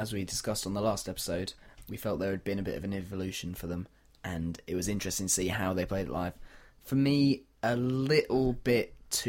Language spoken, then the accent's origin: English; York, Yorkshire and the Humber, United Kingdom; born or raised there